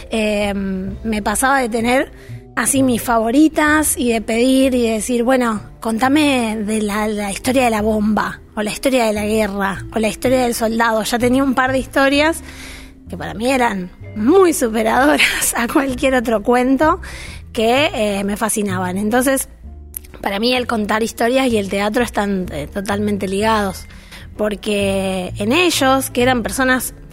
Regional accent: Villa Ballester, Buenos Aires Province, Argentina; Oriunda de, em, de Villa Ballester, vamos a pesar de que nací en un hospital en Capital Federal, eh, siempre viví muy cerquita. De hecho, todas mis casas, eh, el otro día lo, veía y viví siempre en un radio de 20 cuadras.

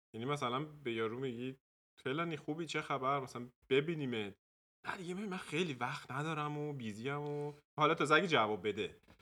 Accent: Tehran, Tehran Province, Iran; moved away as an adult; also born or lived in Dortmund, Germany; now in Germany; تو تهران بزرگ شدم

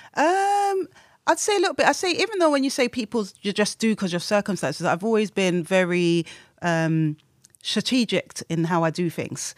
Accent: London, United Kingdom; I was born and raised in Tottenham, South London

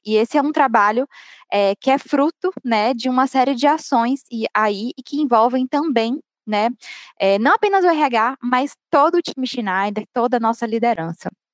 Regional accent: Bahia, Brazil; accent: Bahian; sou baiana, vocês devem ter percebido pelo meu sotaque

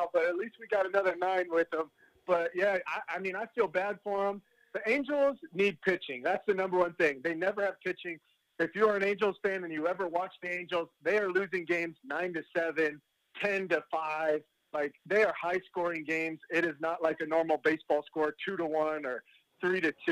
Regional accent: Brea, California, United States; now in Reno, United States; growing up in Orange County, honestly, it was great being, you know, in the California weather

